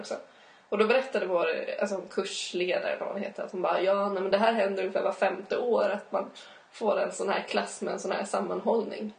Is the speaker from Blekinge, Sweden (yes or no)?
no; Uppsala, Uppsala County, Sweden; jag är från Uppsala